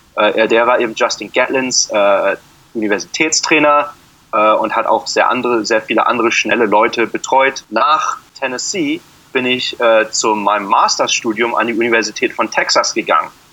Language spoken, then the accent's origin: German; Frankfurt am Main, Hesse, Germany; moved away as an adult; now in Phoenix, United States; Ich bin in Frankfurt geboren